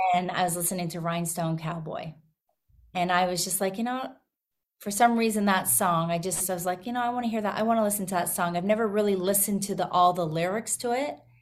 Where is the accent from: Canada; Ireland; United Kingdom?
Canada; Vauxhall, Alberta; moved away as an adult; now in Nashville, United States; I was actually born and raised in Canada